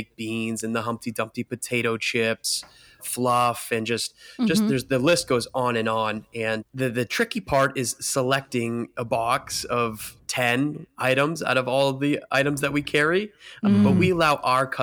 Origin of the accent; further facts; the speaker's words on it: Bangor, Maine, United States; I'm born and raised in Maine